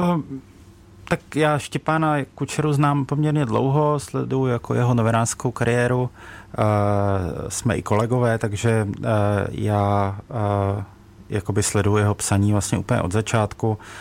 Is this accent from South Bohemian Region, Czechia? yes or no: no; Ostrava, Moravian-Silesian Region, Czechia; já jsem sám z Ostravy